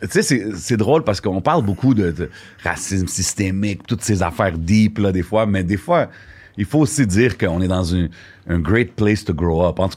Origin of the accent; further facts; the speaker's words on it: Montreal, Quebec, Canada; je suis un Québécois. J'ai grandi à Montréal. Je suis né ici. Je suis d'origine libanaise.